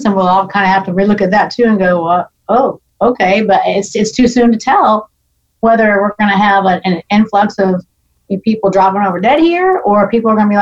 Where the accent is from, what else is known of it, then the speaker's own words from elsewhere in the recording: Orlando, Florida, United States; moved away as an adult; also born or lived in Tennessee; now in Nashville, United States; I actually was born and raised in Orlando, Florida